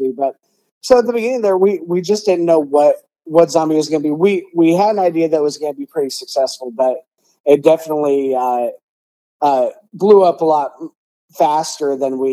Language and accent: English; West Des Moines, Iowa, United States; I grew up in Des Moines, in West Des Moines specifically